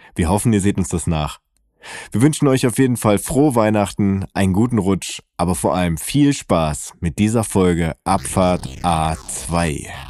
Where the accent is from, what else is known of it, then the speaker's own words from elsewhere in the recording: North Rhine-Westphalia, Germany; Ich bin aus Westfalen